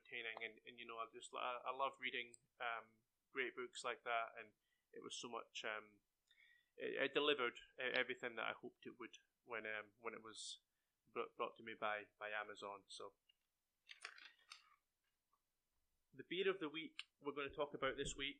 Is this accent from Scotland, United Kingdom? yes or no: yes; Scotland, United Kingdom; now in Cedartown, United States; from being Scottish